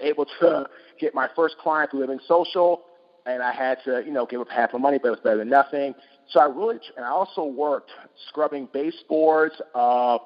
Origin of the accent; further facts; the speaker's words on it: Washington, District of Columbia, United States; I'm originally from Washington, D.C.